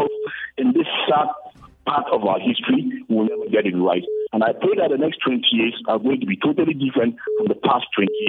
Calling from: Plateau, Nigeria

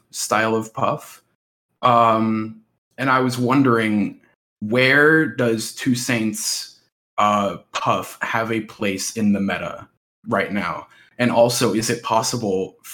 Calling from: Las Vegas, Nevada, United States; I'm calling in from Las Vegas, Nevada

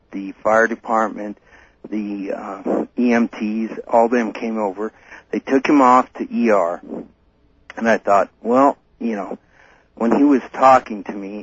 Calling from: Denver, Colorado, United States; I'm calling from Denver

